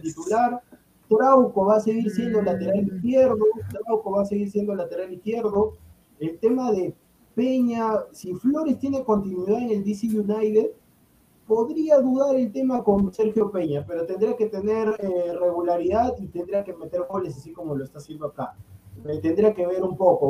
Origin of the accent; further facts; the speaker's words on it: Peru; soy peruano